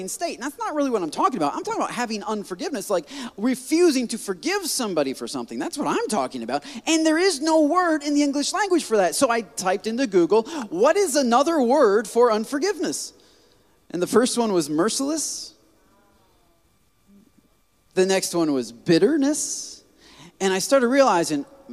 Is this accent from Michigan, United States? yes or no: yes; Michigan, United States; moved away; I'm from Michigan